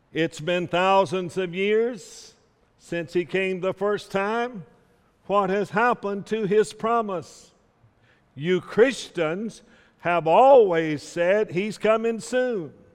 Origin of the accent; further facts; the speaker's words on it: South Carolina, United States; I grew up in South Carolina